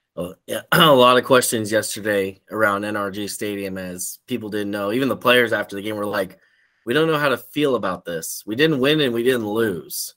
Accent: Central Texas, United States; I grew up in Central Texas

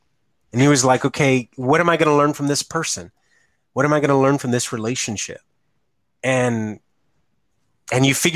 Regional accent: United States; power lifter from Ed Calchelsa, you know, my hometown

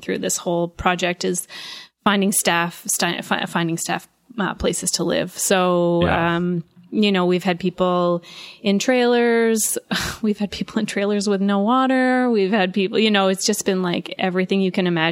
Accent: Sydney Mines, Nova Scotia, Canada; also born or lived in Halifax; We're just Sydney Mines.

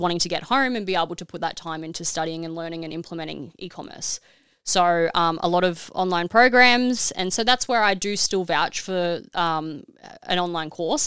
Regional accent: Australia; being an Aussie

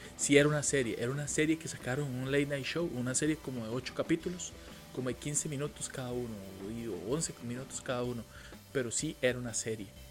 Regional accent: Costa Rica; yo soy más tico que gallo pinto

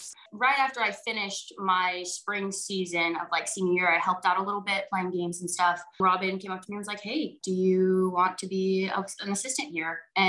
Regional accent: Brentwood, California, United States; Well, I grew up in Brentwood, California, which is about, I would say, maybe an hour and 15 outside of San Francisco. So in that East Bay area. My parents were born and raised in Hawaii. My mom's family is actually from the Big Island of Hawaii. And like you said, we do have Hawaiian blood.

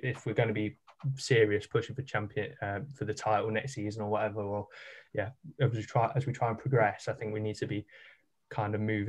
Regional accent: Leicester, East Midlands, United Kingdom; I'm from Leicester, obviously

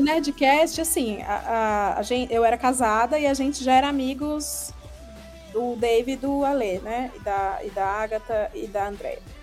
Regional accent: Ceará, Brazil; moved away as an adult; now in São Paulo, Brazil; eu tenho 35 anos, eu sou do Ceará

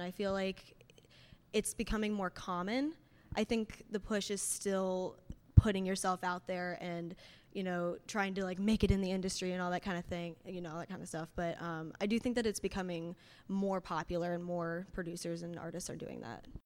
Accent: Fishers, Indiana, United States; I'm a singer-songwriter from Fishers, Indiana

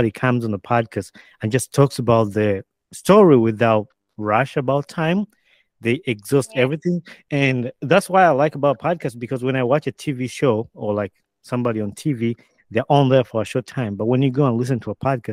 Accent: Uganda; moved away as an adult; now in United States; growing up in Uganda, I moved to the States when I was about 20 years

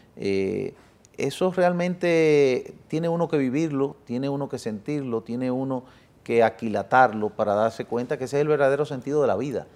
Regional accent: Dominican Republic; born or raised there; also born or lived in Italy

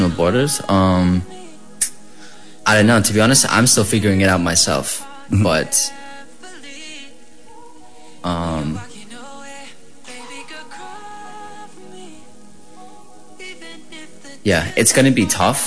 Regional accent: Philippines; I am a Filipino artist

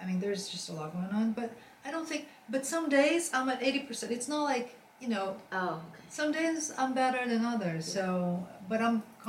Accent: São Paulo, Brazil; also born or lived in New York City; now in Sag Harbor, United States; I came from Brazil with 20 million people in São Paulo, which I love São Paulo, and came from New York City, huge.

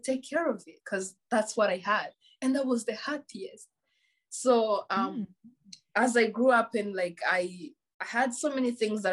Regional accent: Rwanda; first language Kinyarwanda; English is a second language; moved away; growing up in Rwanda, like in the village, was the most beautiful thing. Like I was raised by my grandparents

